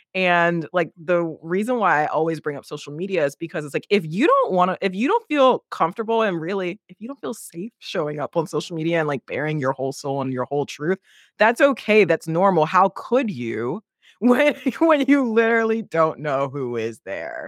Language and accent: English; United States; accent: American; you can hear my accent, I'm American